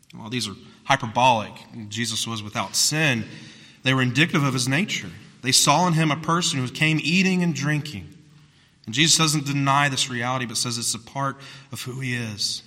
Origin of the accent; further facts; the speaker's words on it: South Carolina, United States; I'm from South Carolina